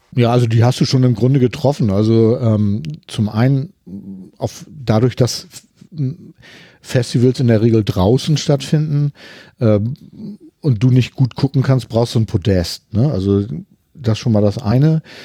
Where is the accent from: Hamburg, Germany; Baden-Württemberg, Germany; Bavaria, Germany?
Hamburg, Germany; ich komme ja aus Hamburg